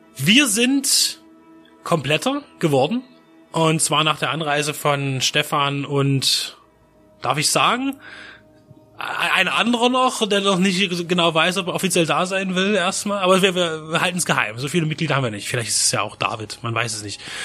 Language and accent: German; Czechia; now in Germany; meine, meine alte Heimat, die Tschechische Republik